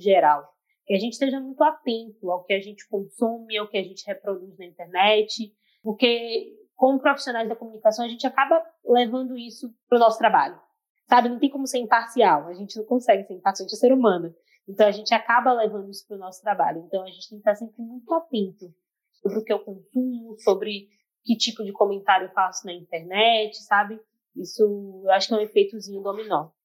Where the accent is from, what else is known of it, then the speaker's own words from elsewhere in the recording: Salvador, Bahia, Brazil; que sou do Nordeste, sou da Bahia